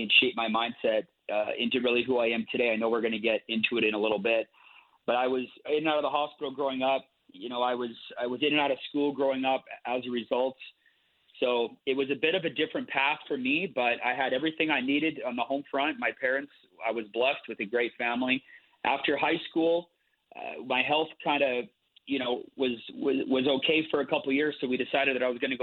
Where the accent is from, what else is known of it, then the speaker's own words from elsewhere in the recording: Calgary, Alberta, Canada; I was born in Calgary, Alberta, Canada, way up north here. It's currently snowing here today, but I was born here.